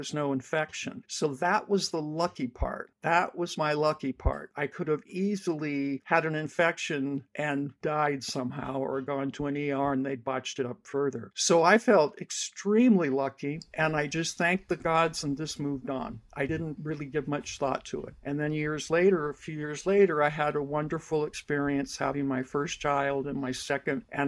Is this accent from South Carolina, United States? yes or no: no; the Bay Area, California, United States; I grew up in California and the Bay Area